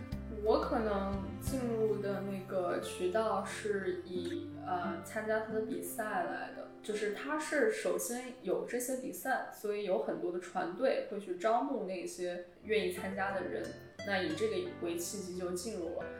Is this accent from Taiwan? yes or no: no; China; 但是实际上每次别人问我的时候，我就跟他说我中国人